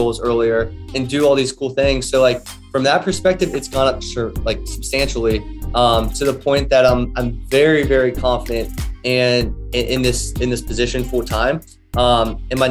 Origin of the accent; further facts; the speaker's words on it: Greater Cincinnati area, Northern Kentucky, United States; I'm from the Northern Kentucky, Greater Cincinnati area